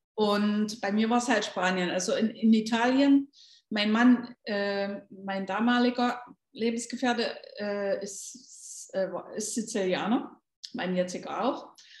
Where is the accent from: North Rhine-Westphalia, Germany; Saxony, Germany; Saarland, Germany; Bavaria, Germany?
Saxony, Germany; Leipzig; moved away as an adult; now in Gran Canaria, Spain; ich komme ja aus Leipzig und äh, aus dem ehemaligen Osten